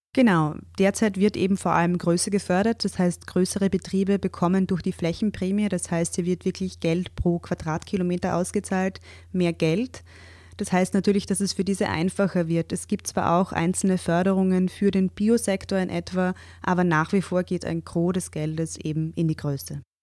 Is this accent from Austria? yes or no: yes; Austria; bei uns